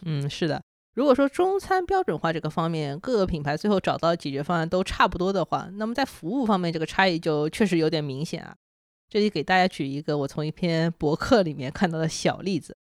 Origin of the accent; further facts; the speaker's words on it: China; 我们中国人